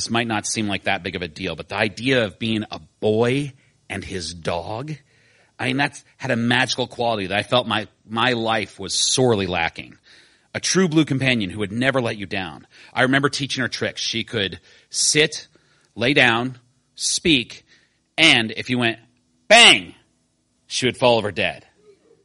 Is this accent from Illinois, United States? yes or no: yes; Decatur, Illinois, United States; I grew up in Decatur, Illinois, a town for which I never had much sentiment